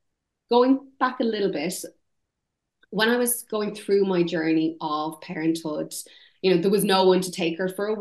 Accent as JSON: {"language": "English", "country": "Ireland", "accent": "Irish", "moved": "yes", "lives_now": "United Kingdom", "said": "my Irish accent"}